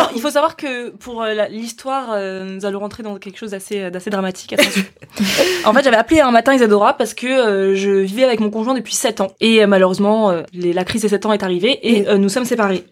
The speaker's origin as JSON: {"language": "French", "town": "Paris", "region": "Île-de-France", "country": "France", "also_born_or_lived": "Africa", "moved": "as an adult", "lives_now": "Angers, France", "said": "je suis une vraie Parisienne"}